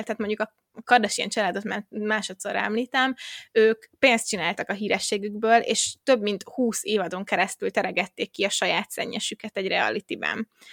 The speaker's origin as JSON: {"language": "Hungarian", "country": "Hungary", "said": "Magyarországon, és akkor így felnőve"}